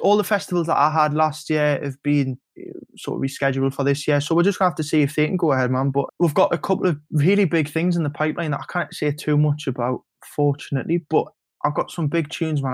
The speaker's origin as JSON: {"language": "English", "town": "Newcastle upon Tyne", "region": "North East England", "country": "United Kingdom", "said": "When you drive back over the Tyne Bridge and you come back home"}